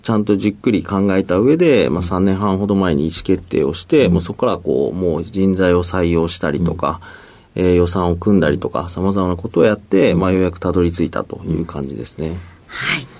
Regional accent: Fukuoka, Japan; 僕はずっと福岡で生まれて、もうずっと中学、高校、大学とずっと福岡ですね。

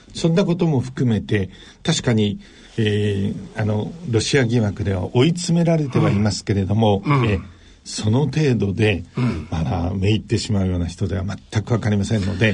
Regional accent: Hokkaido, Japan; moved away; also born or lived in Tokyo; どさんこで、父は、えっ、ー、と、北海道の橋別というところに大きな炭鉱があって

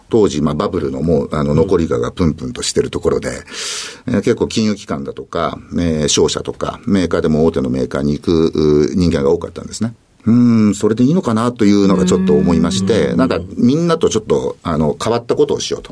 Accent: Matsue, Shimane, Japan; moved away as an adult; 島根県松江市というところです

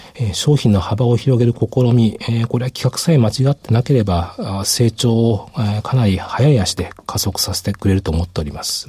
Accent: Hiroshima, Japan; moved away; 私、あの、広島県出身なんですけども

